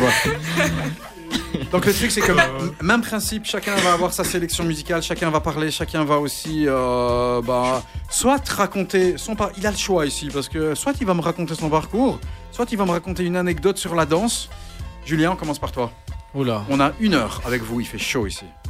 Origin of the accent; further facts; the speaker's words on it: Charleroi, Wallonia, Belgium; je suis Carolo